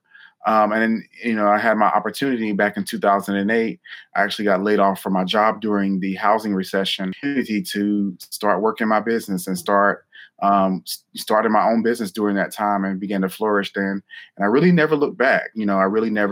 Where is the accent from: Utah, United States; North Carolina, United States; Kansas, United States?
North Carolina, United States; Newton; I was born and raised in North Carolina. And I grew up in a small town called Newton, North Carolina